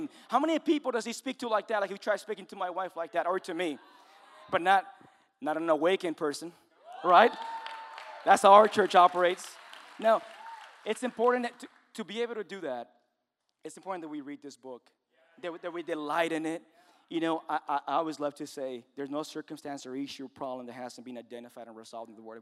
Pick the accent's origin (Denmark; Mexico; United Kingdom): Mexico; moved away; I'm Mexican